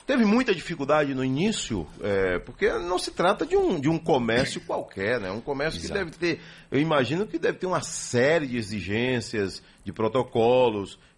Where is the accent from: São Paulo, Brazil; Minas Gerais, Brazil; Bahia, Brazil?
Bahia, Brazil; Salvador; Sou de Salvador. Salvador, né?